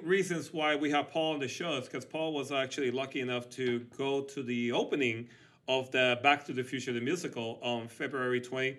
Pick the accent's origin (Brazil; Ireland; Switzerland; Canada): Switzerland; I grew up in Switzerland